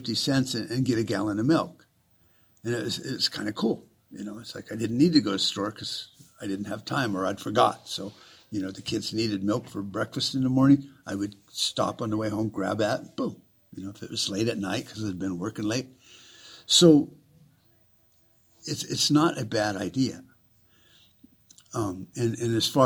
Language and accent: English; Tucson, Arizona, United States; When I grew up in South Tucson, wasn't technically South Tucson, but South Tucson.